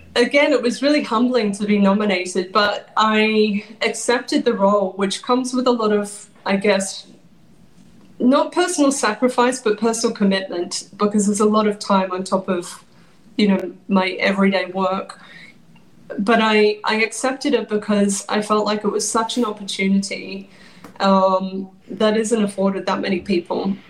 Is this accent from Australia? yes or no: yes; Australia; moved away as an adult; also born or lived in London, United Kingdom; now in New York, United States; I moved over 20 years ago from Australia to London